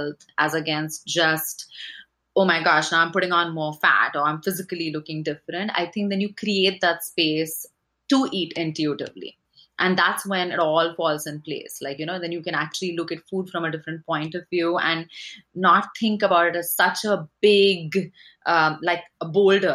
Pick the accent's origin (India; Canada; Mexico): India; moved away as an adult; I grew up in India and I came here in my 20s, or actually my, when I was 20